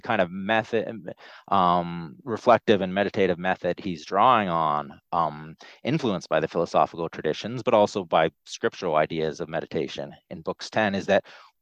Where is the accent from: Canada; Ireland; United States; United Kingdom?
Canada; moved away; there's the part of my childhood where I was growing up in Canada